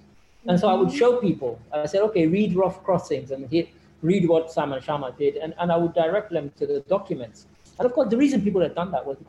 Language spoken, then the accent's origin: English; England, United Kingdom; born there; I was born in England, but at the age of five, my parents had studied.